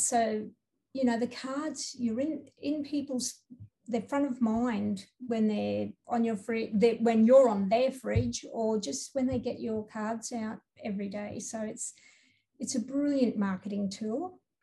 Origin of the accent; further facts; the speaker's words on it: Townsville, Queensland, Australia; I'm from Townsville